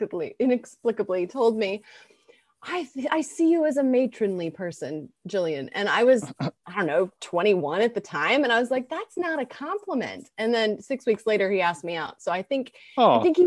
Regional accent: Canada; I am also Canadian

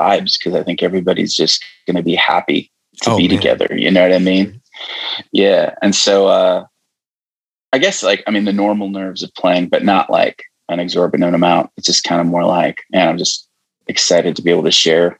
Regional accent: Michigan, United States; also born or lived in Nashville; I'm a Michigan guy at heart.

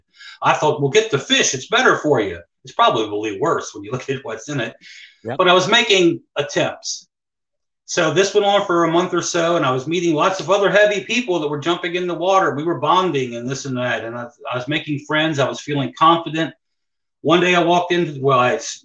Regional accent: Hagerstown, Maryland, United States; also born or lived in Ocean City, Maryland; Hagerstown is my hometown, Hagerstown, Maryland

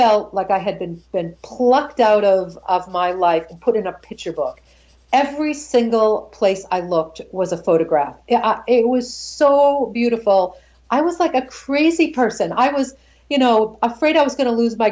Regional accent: Boston, Massachusetts, United States; even though it's my hometown

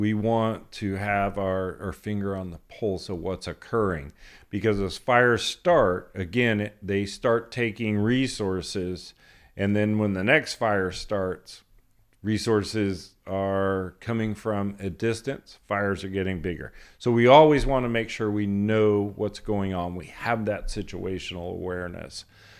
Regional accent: Kern County, California, United States; growing up in Kern County, country music.

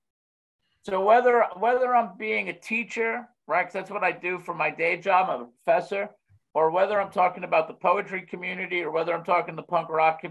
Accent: New York, United States; I'm a New Yorker

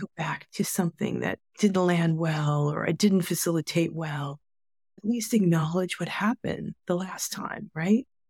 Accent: United States; my being Asian American, being Chinese American, being third generation and sixth generation

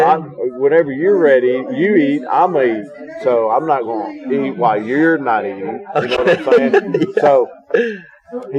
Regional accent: Beaumont, Texas, United States; moved away as an adult; Originally from Beaumont, Texas, man. Southeast Texas.

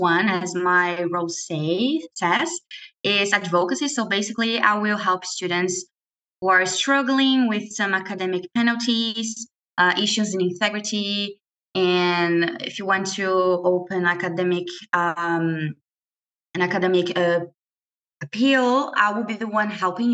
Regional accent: Brazil; moved away as an adult; now in London, Canada; I'm an international student from Brazil, and I've been here in London since August last year

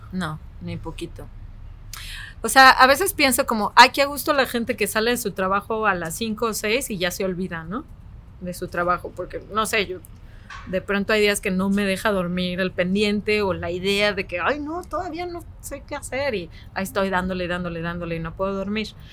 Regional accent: Mexico; also born or lived in Guadalajara; soy una mujer mexicana que vive en Guadalajara

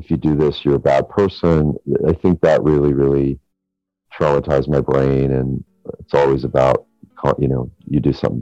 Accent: Santa Barbara, California, United States; I grew up in Santa Barbara, so we moved a few times

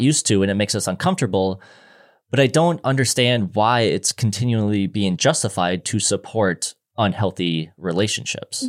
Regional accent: Minnesota, United States; being from Minnesota

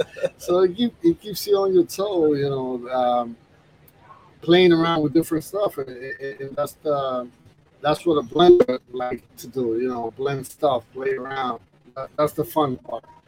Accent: New York, United States; I grew up in New York, so it, it reminds me of my childhood

